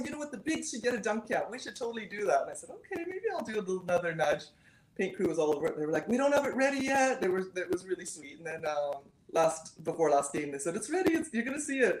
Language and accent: English; Canada; I'm very Canadian